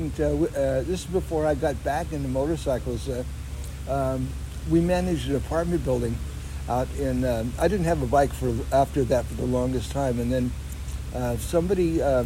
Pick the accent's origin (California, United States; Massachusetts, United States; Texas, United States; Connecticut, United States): California, United States; South San Francisco; I was born in San Francisco, at the St. Francis Hospital out near Golden Gate Park, and you know, out in the Richmond district. And then my parents moved down to South San Francisco, and that's where I went to junior high and high school.